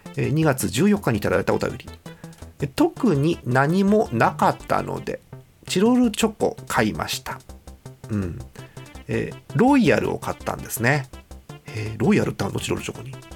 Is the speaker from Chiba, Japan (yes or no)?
no; Hokkaido, Japan; 北海道民なんで